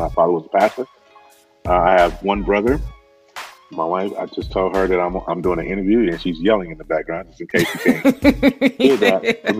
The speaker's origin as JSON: {"language": "English", "town": "Wadesboro", "region": "North Carolina", "country": "United States", "also_born_or_lived": "Chicago, Illinois", "moved": "as an adult", "said": "I am from a small town in North Carolina called Wadesboro. So it's about 65 miles outside of the Queen City of Charlotte."}